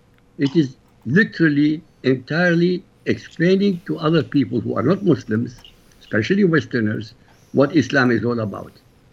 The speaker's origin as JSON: {"language": "English", "country": "Iraq", "first_language": "Arabic", "second_language": "English", "moved": "yes", "said": "I come from Iraq. My language is Arabic."}